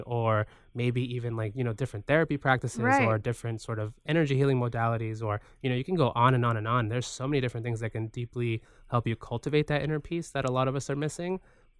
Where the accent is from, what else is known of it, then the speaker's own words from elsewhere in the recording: Guayaquil, Guayas, Ecuador; So I like being reminded of, you know, where I come from Guayaquil.